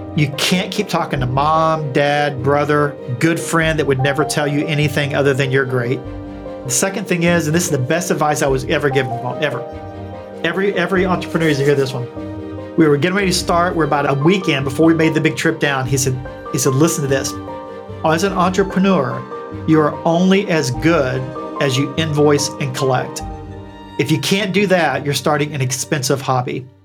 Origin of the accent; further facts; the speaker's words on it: Eastern Kentucky, United States; accent: twangy; moved away as an adult; also born or lived in Bethesda, Maryland; I grew up, for all intents and purposes, in a holler in Eastern Kentucky